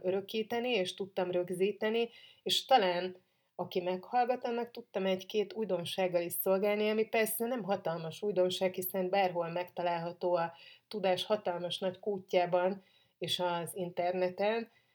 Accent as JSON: {"language": "Hungarian", "country": "Hungary", "said": "magyar vagyok"}